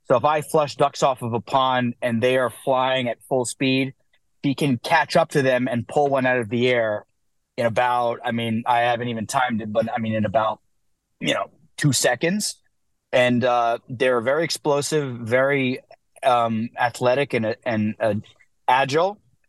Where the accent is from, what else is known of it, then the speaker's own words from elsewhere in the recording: New Jersey, United States; moved away as an adult; now in New York, United States; Dude, so I'm from New Jersey. We just moved to New York.